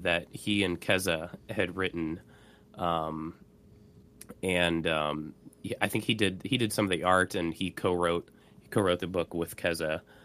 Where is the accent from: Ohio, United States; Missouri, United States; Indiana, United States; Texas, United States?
Indiana, United States; Indianapolis; my hometown, Indianapolis